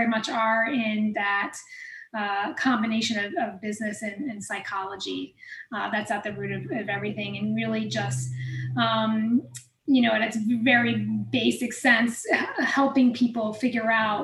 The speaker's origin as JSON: {"language": "English", "region": "New York", "country": "United States", "tie": "born or raised there", "also_born_or_lived": "Queens, New York / Pennsylvania / Illinois", "moved": "as an adult", "lives_now": "Iowa City, United States", "said": "I'm from New York originally. I was born in Queens, and then my parents moved about 25 miles northwest of New York City when I was about 4 or 5, and that's mainly where I grew up"}